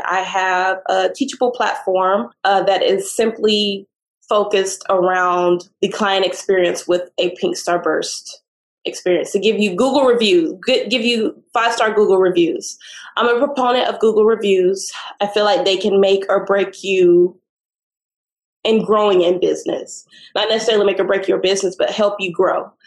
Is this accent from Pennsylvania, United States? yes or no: no; Austin, Texas, United States; moved away; I'm from Austin.